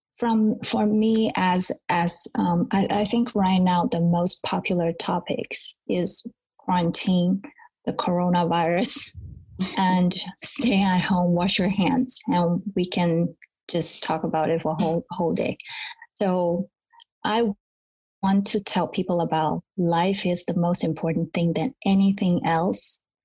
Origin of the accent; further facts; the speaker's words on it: Taiwan; moved away as an adult; also born or lived in United States / Germany / Japan; I'm born in Taiwan, and um, but when I was about five, six years old, we also went to states